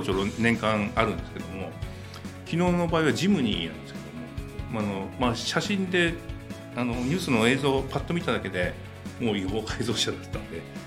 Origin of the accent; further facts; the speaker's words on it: Katsushika, Tokyo, Japan; 生まれが葛飾なんですよ